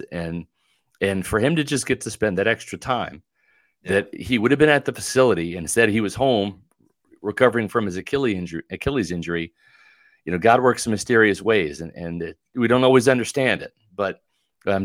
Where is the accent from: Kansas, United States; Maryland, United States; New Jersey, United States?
Kansas, United States; now in Florida, United States; I grew up in Kansas, you know, and you had a public pool just with winter and all that.